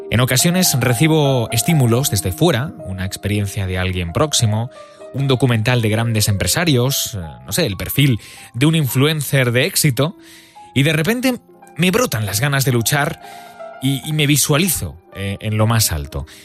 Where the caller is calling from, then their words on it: Madrid, Community of Madrid, Spain; de Madrid.